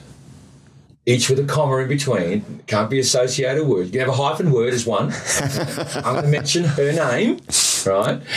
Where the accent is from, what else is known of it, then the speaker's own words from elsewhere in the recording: Australia; I'm just Australian